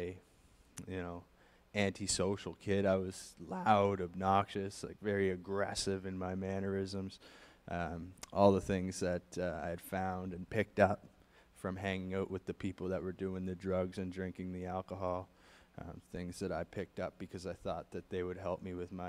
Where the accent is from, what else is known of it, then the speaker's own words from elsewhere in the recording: Halifax, Nova Scotia, Canada; I was born and raised in Halifax, Nova Scotia